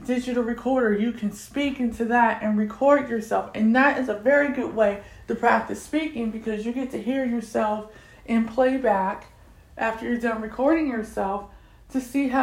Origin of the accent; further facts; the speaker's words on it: United States; first language English; I'm African American, I'm 44 years old, I'm visually impaired, and I get tongue-tied when speaking my own language, which is English.